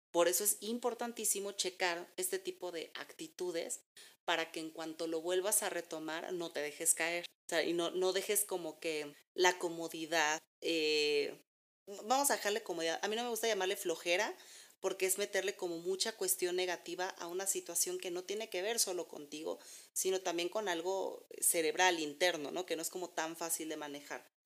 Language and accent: Spanish; Mexico; nosotros como mexicanos